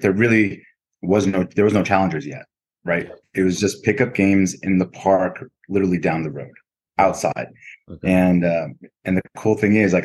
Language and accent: English; Allentown, Pennsylvania, United States; born and raised in Allentown